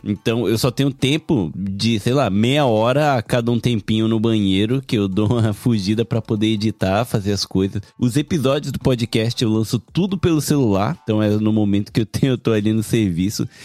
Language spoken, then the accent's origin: Portuguese; Japan; Meu português é todo errado, porque eu cresci no Japão